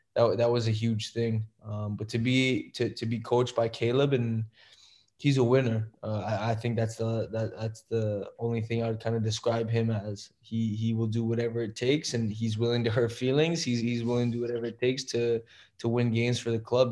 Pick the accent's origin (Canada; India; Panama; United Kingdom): Canada; Toronto, Ontario; moved away; it's still my hometown